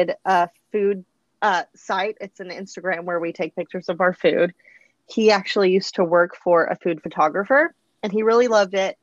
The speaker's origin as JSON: {"language": "English", "town": "Midland", "region": "Texas", "country": "United States", "moved": "as an adult", "lives_now": "Arlington, United States", "said": "I am from West Texas. I am originally from Midland, Texas."}